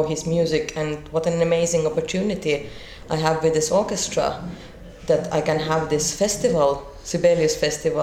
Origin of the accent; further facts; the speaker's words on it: Finland; also born or lived in Kyiv, Ukraine / Tallinn, Estonia; Finland has been always my home, though I grew up in Tallinn until I was 5 years old. But, you know, my mother is Finnish and I never used to live in Ukraine, so I was just born there.